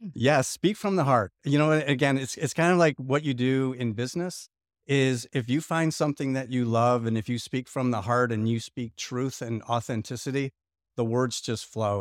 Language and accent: English; Lockport, Illinois, United States; moved away as an adult; also born or lived in Chicago; now in Indianapolis, United States; I grew up in a small town outside of Chicago called Lockport, Illinois.